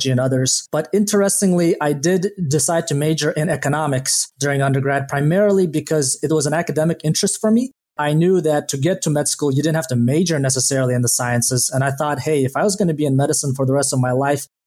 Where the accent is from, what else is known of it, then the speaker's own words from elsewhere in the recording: Kazakhstan; now in United States; I was born in Kazakhstan and frankly didn't even know that the rest of the world existed until 1998 when my family left Kazakhstan. I grew up in Kazakhstan in one of the biggest cities there.